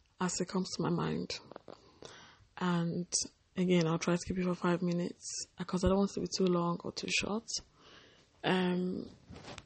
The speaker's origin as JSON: {"language": "English", "country": "Nigeria", "tie": "born or raised there", "said": "growing up in Nigeria, West Africa."}